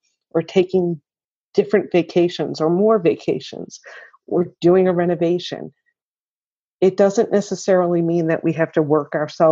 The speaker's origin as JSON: {"language": "English", "area": "Long Island", "region": "New York", "country": "United States", "tie": "born or raised there", "moved": "yes", "lives_now": "Syracuse, United States", "said": "I grew up on Long Island and then just made my way to Central New York."}